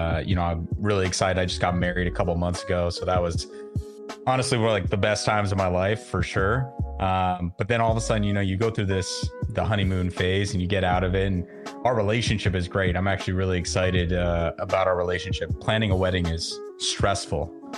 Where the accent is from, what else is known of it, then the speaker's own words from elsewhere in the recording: Florida, United States; born there; also born or lived in Nevada / Las Vegas / Southern California; I was born in Florida, moved around a lot, not in the military, just, you know, kind of just trying to chase a better job when I was younger. Had some home bases, Florida, Nevada, mainly Las Vegas and Southern California